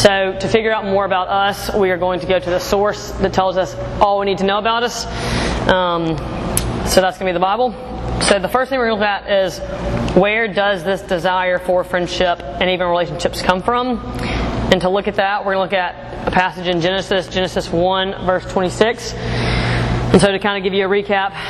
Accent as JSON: {"language": "English", "town": "Jackson", "region": "Mississippi", "country": "United States", "also_born_or_lived": "Birmingham, Alabama", "said": "I am from Jackson, Mississippi"}